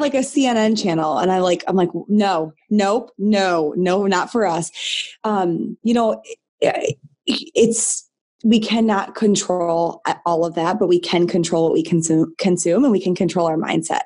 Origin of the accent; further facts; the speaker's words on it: Michigan, United States; I'm born and raised in Michigan